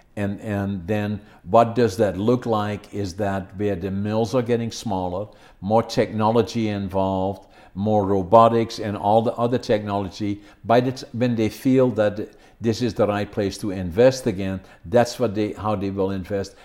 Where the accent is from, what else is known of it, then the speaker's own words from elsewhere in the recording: Netherlands; moved away as an adult; now in Prince George, Canada; I was born in Holland, working in lumber industry